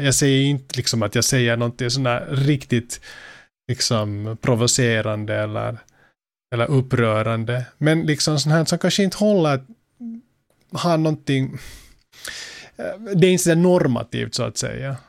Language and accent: Swedish; Finland; Som finländare